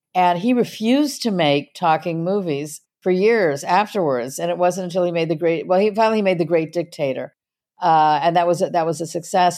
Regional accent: Los Angeles, California, United States; I was raised in Hollywood

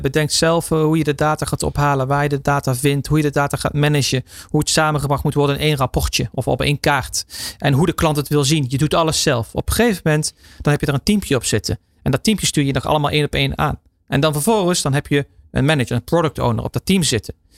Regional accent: Netherlands; wij als Nederlanders

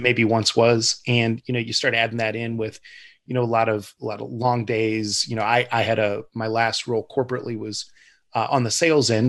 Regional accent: Ohio, United States; I'm kind of born and raised in Ohio

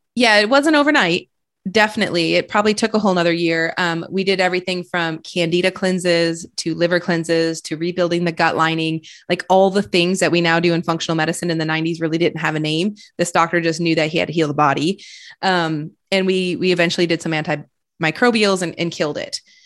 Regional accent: Flint, Michigan, United States; now in Austin, United States; I grew up in Michigan

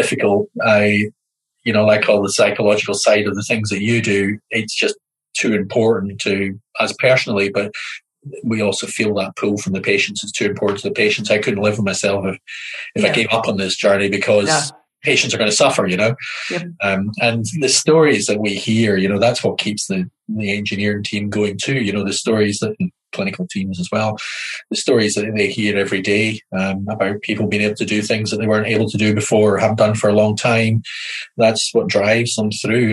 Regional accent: Highlands of Scotland, United Kingdom; accent: Scottish; moved away as an adult; now in New Zealand; I was brought up in the Highlands of Scotland

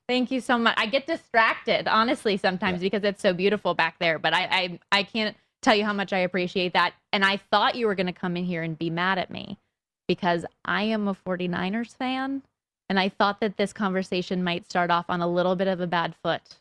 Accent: Las Vegas, Nevada, United States; I am originally from Las Vegas, born and raised here in this town.

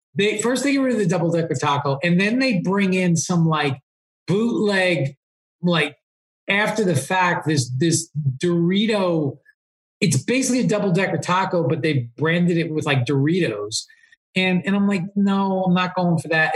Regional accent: East Coast, United States; now in Southern California, United States; I moved to Southern California, but you know, when I growing up on the East Coast

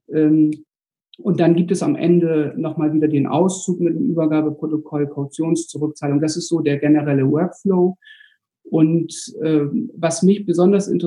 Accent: Bremen, Germany; Ich komme aus Bremen, bin 45 Jahre alt, habe drei Kinder.

